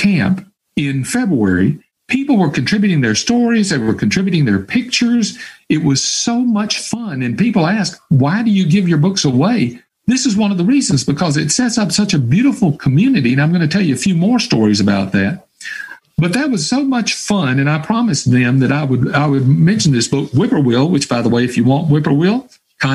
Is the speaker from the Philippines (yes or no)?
no; Hattiesburg, Mississippi, United States; my hometown of Hattiesburg, Mississippi